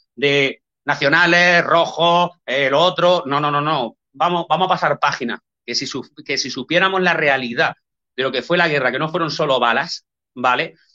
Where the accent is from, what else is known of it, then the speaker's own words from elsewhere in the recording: Linares, Andalusia, Spain; yo soy de Linares, aquí en Jaén